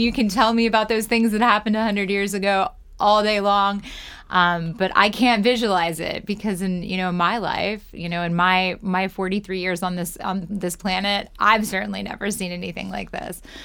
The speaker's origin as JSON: {"language": "English", "region": "Ohio", "country": "United States", "tie": "born or raised there", "moved": "yes", "lives_now": "New York City, United States", "said": "I was born in Ohio."}